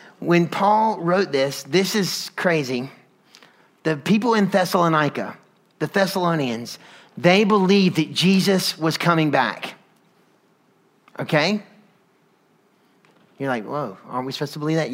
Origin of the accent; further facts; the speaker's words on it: North Carolina, United States; now in Atlanta, United States; I grew up in North Carolina